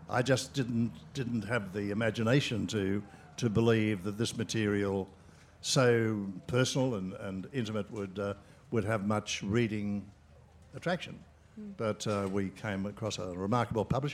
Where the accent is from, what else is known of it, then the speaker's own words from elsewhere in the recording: Sydney, New South Wales, Australia; I was born in the Depression in Australia. I lived in Sydney and grew up in Sydney.